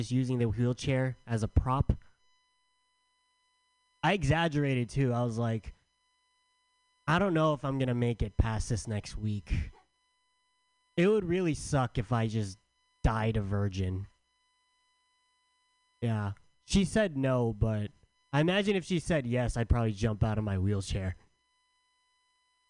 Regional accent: San Diego, California, United States; also born or lived in San Francisco; I'm from San Diego

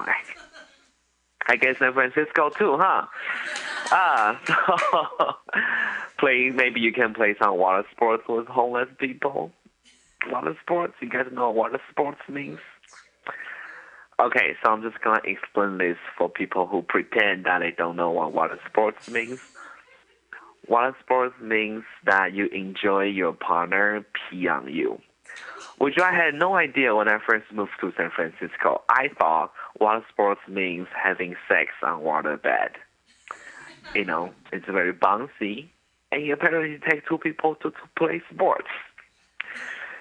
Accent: Taiwan; I'm from Taiwan

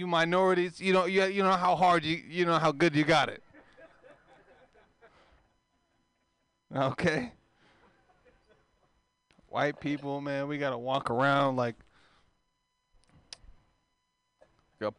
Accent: Oakland, California, United States; I'm from East Oakland. There's not a lot of white people out there

